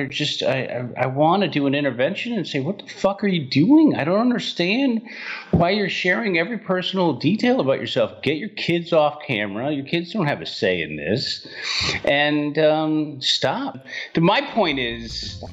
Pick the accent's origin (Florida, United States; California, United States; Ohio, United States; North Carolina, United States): California, United States; San Francisco; born and raised in San Francisco